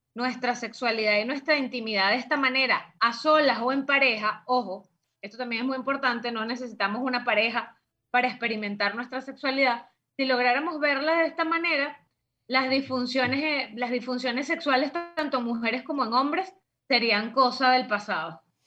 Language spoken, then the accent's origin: Spanish; Venezuela; en mi país natal, que es Venezuela